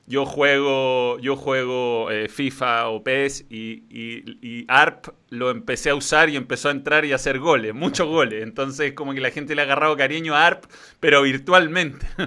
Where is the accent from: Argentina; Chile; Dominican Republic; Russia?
Chile; somos chilenos, eh, eh, ustedes los argentinos tienen más jugadores a nivel mundial